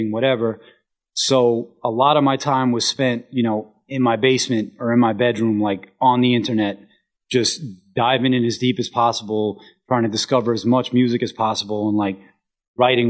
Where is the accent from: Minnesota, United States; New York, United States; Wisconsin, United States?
New York, United States; New York City; my hometown scene, and it's still a lot like this to this day, it was a very solitary existence